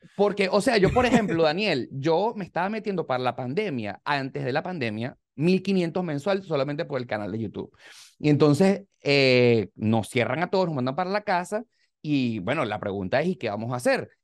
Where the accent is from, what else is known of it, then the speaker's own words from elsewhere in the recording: Venezuela; moved away as an adult; venimos de Venezuela